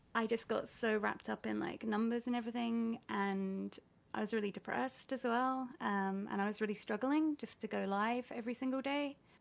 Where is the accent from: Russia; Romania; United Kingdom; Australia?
United Kingdom; I'm British